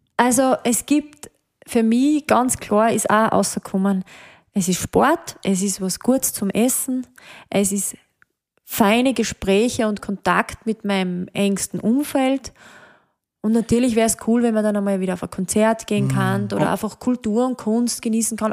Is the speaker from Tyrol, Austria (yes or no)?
no; Hochschwab area, Styria, Austria; now in Mödling, Austria; ich liebe den Hochschwab, das ist eigentlich so mein Hausberg, wo ich aufgewachsen bin.